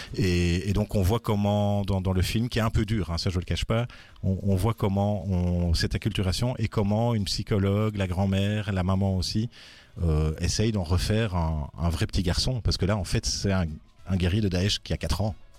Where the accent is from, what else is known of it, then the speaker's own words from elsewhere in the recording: Brussels, Brussels-Capital Region, Belgium; je viens également de Bruxelles